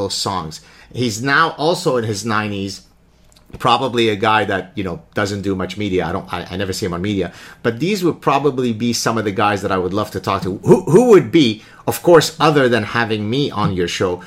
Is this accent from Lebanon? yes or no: yes; Lebanon; I grew up in Lebanon watching the spaghetti westerns